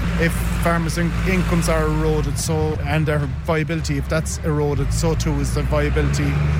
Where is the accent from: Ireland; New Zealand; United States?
Ireland; Crookstown, Munster; I'm from Crookston. I'm a sheep farmer.